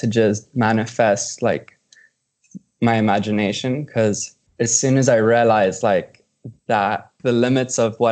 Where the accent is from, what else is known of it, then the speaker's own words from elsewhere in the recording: South Africa; moved away as an adult; now in Los Angeles, United States; I'm an artist from South Africa and have been based out of Los Angeles for the past 3 years.